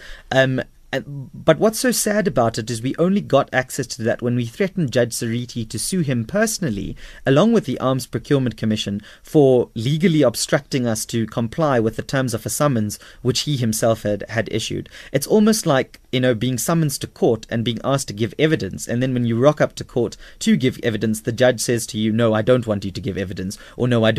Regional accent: South Africa; we as the South African people

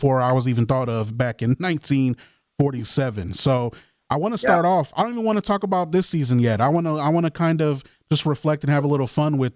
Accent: Fort Wayne, Indiana, United States; moved away as an adult; now in South Bend, United States; I grew up in Fort Wayne, Indiana, full disclosure, and grew up born and raised in Fort Wayne

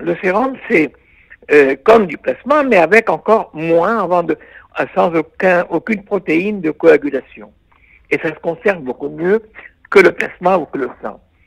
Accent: Israel; chez nous en Israël

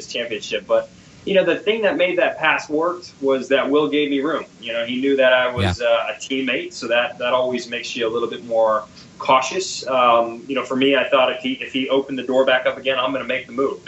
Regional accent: United States; being an American

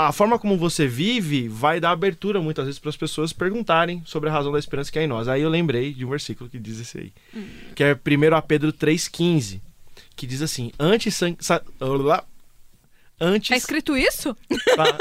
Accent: Italy; Batendo na mesa, pois eu que sou italiano.

